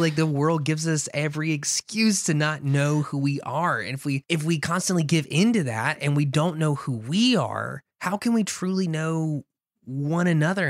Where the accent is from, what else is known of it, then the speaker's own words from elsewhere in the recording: the South, United States; growing up in the South